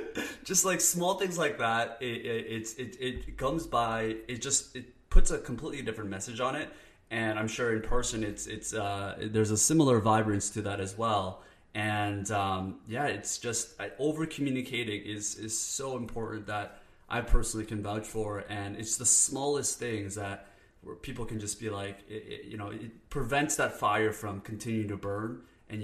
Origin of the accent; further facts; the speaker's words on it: Canada; I'm Canadian, so we apologize.